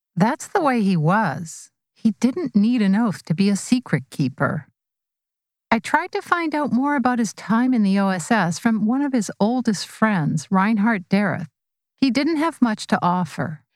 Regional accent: Vancouver, British Columbia, Canada; a friend I grew up with in Vancouver

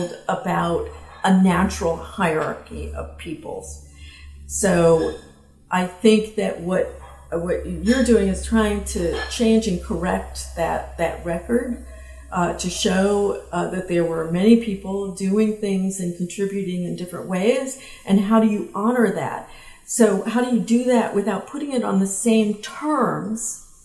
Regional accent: the South, United States; I grew up in the South

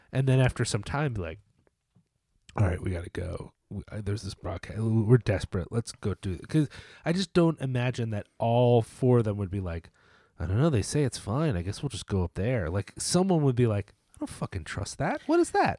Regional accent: United States; as an American viewer

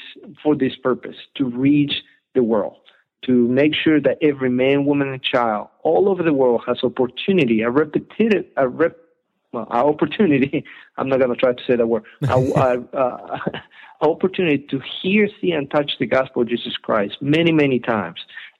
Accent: Colombia; English is a second language; also born or lived in Ecuador; now in United States; I'm from Ecuador. I grew up in Colombia. I've been here in America

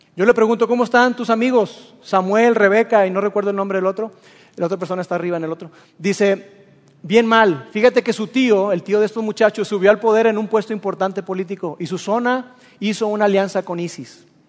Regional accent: Mexico

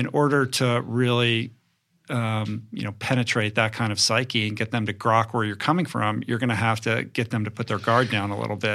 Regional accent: Bethesda, Maryland, United States; also born or lived in Grosse Pointe, Michigan; I grew up in Bethesda

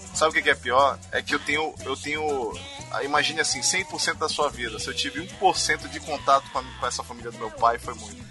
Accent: Manaus, Amazonas, Brazil

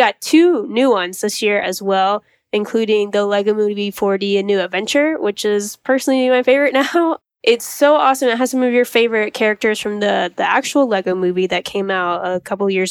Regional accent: Georgia, United States; also born or lived in Florida; I was born in Florida. I still have my father lives down there, but I lived in Georgia most of my life. So a lot of times I just say I'm from here

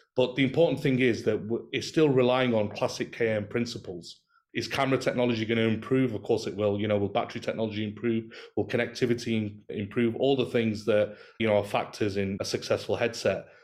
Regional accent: Manchester, North West England, United Kingdom; moved away as an adult; now in Doha, Qatar; I'm from Manchester and currently residing and working in Doha in Qatar.

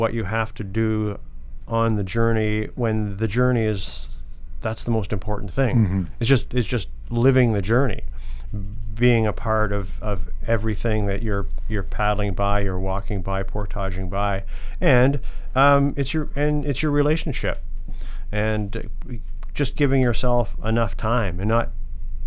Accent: London, Ontario, Canada; I was from London

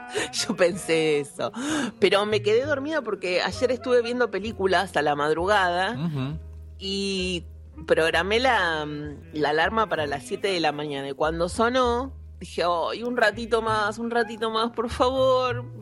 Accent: Argentina; somos argentinos

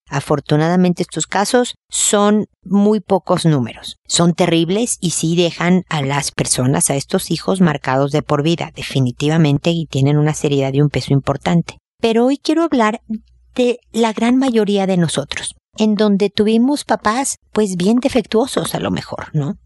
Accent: Mexico; como decimos en México

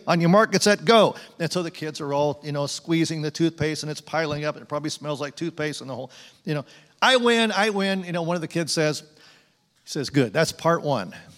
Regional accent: Phoenix, Arizona, United States; We grew up in Phoenix

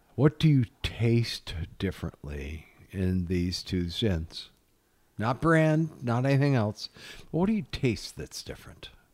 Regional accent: Iowa, United States; moved away; I'm from Iowa

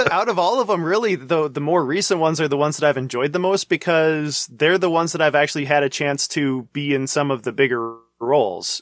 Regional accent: North Dakota, United States; also born or lived in Chicago; when I was two, they came back to North Dakota. My dad worked at a local machine shop mm-hmm. for a few years and then took over the family farm

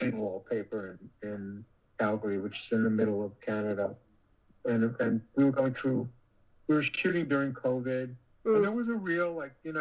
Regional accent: New York, United States; I grew up in New York

